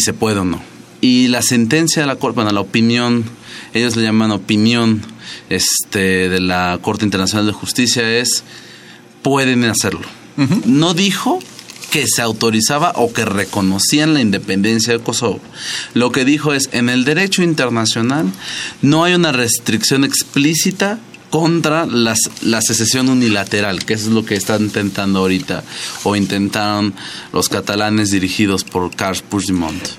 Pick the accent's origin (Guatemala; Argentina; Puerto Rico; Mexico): Mexico; nosotros no nos fuimos fácil de España, ¿no? Cuando éramos el virreino de la Nueva España